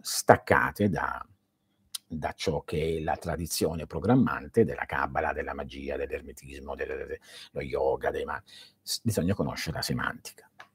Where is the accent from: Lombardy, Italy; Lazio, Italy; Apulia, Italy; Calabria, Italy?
Apulia, Italy; Manduria; moved away; nel mio paese a Manduria non si facevano certe cose